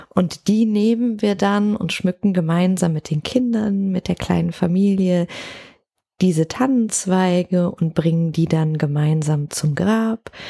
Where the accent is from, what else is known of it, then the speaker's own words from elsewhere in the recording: Cologne, North Rhine-Westphalia, Germany; ich komme ja aus Köln